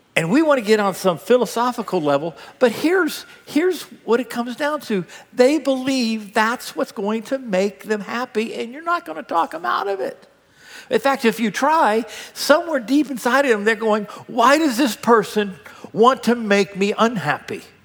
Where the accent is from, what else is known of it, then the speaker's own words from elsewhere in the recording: United States; I'm an American